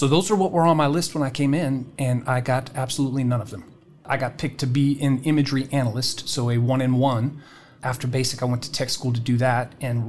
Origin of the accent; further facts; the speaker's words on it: United Kingdom; So I grew up in the United Kingdom. I'm a military brat.